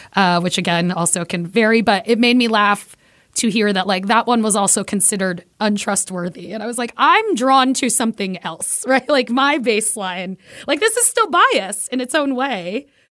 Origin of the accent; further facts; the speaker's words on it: New York City, New York, United States; I am Puerto Rican from Brooklyn.